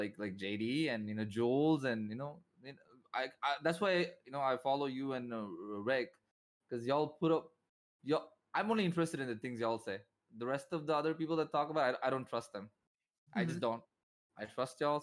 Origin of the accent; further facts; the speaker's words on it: Chennai, Tamil Nadu, India; India, Chennai, Tamil Nadu